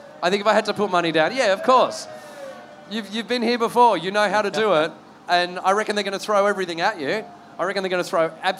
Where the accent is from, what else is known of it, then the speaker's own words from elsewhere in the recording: Sydney, New South Wales, Australia; now in London, United Kingdom; I grew up in the Cronulla Sharks area